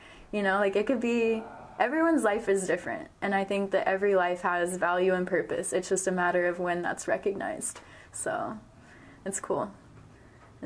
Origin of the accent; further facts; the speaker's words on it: Marshall, Missouri, United States; Kansas City is an hour and a half from my hometown